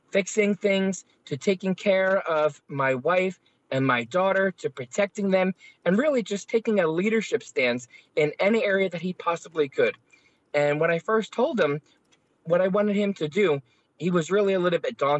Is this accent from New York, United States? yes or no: no; Philadelphia, Pennsylvania, United States; I grew up in South Philadelphia